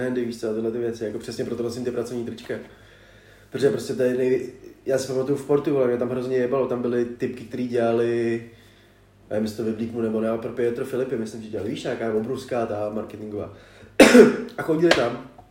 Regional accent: Prague, Czechia; jsme jim řekli, že jsme z Prahy

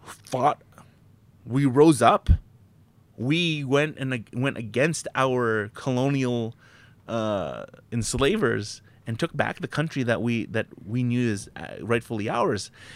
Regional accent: Canada; that's an inherent thing being Canadian as well. It's like, growing up in this country

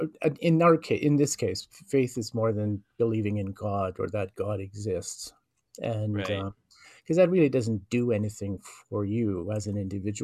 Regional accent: Norway House, Manitoba, Canada; moved away as an adult; also born or lived in Winnipeg; northern Manitoba, which is where I come from. I'm Cree, and I'm First Nation from the Norhouse Cree Nation. And so I was raised there

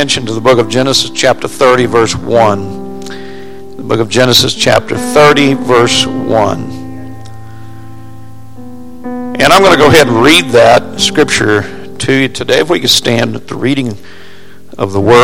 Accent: Springfield, Missouri, United States; I grew up in Springfield, Missouri, and we lived on a plateau in Springfield

